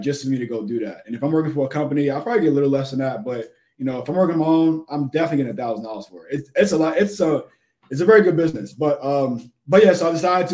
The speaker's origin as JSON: {"language": "English", "town": "New York City", "region": "New York", "country": "United States", "tie": "born or raised there", "said": "South Jamaica. Born and raised."}